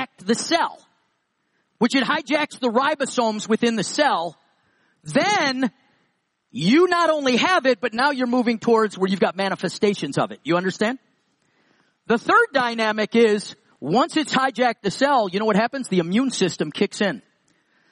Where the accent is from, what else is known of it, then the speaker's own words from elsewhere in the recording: New York, United States; I'm from New York. So is David. We lived about 20 minutes from each other